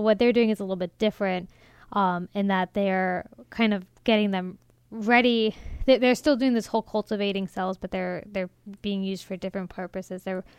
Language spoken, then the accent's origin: English; Maryland, United States; growing up in Maryland